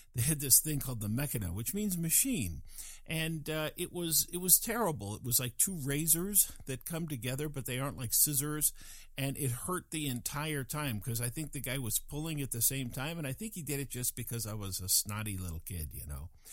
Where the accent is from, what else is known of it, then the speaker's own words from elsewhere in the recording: Fort Collins, Colorado, United States; moved away; my hometown, which was Fort Collins, Colorado